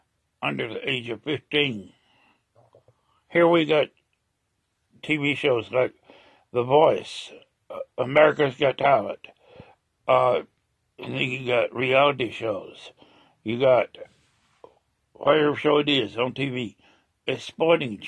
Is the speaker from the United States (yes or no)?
yes; United States; I'm an American